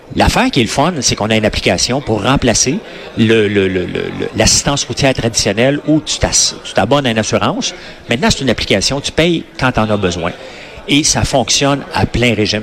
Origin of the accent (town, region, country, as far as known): Quebec, Canada